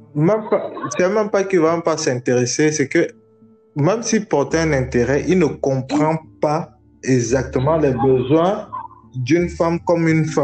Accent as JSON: {"language": "French", "country": "Cameroon", "said": "je viens du Cameroun, je suis camerounais"}